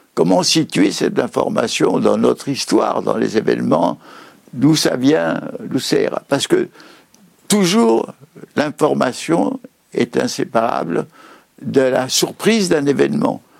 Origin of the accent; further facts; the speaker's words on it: Paris, Île-de-France, France; Je suis né en 1921 à Paris